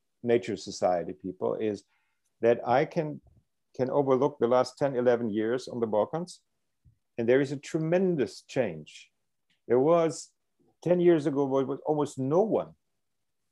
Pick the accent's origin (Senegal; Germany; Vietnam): Germany; I grew up in Germany